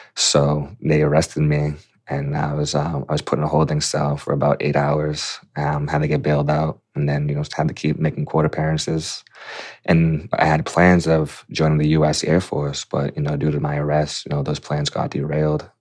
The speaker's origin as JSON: {"language": "English", "town": "Quincy", "region": "Massachusetts", "country": "United States", "tie": "born or raised there", "said": "I was a seventeen-year-old senior at Quincy High. in Quincy, Massachusetts, my hometown"}